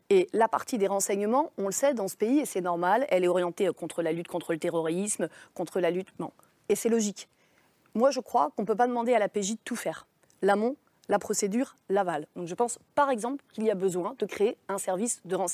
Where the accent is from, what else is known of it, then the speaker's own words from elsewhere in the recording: Nantes, Pays de la Loire, France; il a grandi euh, chez moi, à Nantes, au Dervalière, quartier que euh, vous connaissez.